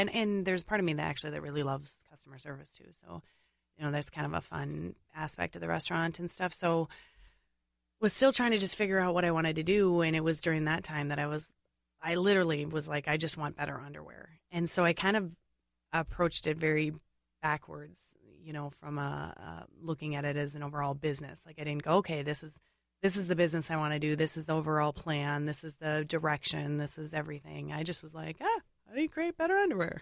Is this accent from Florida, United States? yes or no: no; St. Paul, Minnesota, United States; I grew up in St. Paul